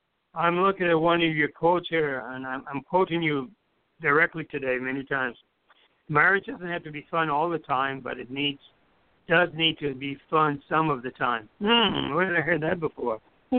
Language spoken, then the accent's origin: English; U.S. Virgin Islands; I grew up in the Virgin Islands, and one of the habits we have is